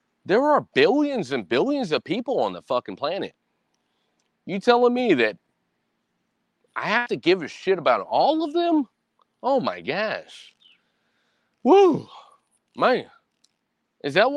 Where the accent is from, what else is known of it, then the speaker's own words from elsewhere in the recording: United States; I am a Hispanic man in America.